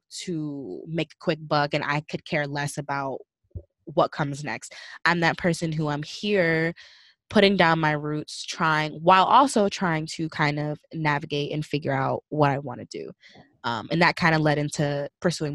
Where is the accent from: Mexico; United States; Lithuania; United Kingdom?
United States; Northeast Coast; I'm from the Northeast Coast